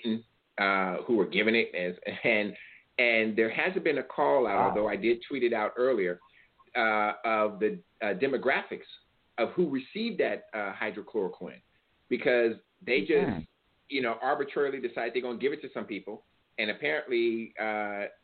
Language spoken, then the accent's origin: English; California, United States; California, that's my home state.